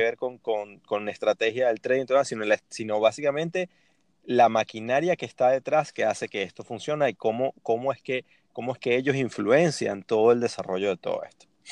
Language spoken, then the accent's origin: Spanish; Venezuela; buen venezolano